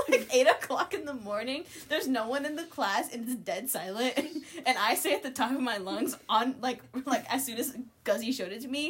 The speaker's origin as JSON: {"language": "English", "country": "United States", "said": "because we're American."}